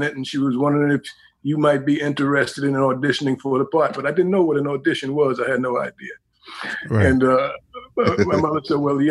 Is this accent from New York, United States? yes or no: yes; New York City, New York, United States; moved away as an adult; also born or lived in Harlem; now in California, United States; I was born in Harlem, but raised in Greenwich Village